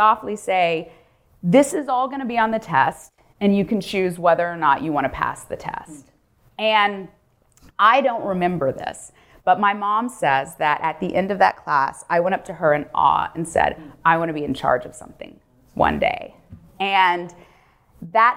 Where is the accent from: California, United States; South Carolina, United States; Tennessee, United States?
Tennessee, United States; Memphis; moved away; I grew up in Memphis, Tennessee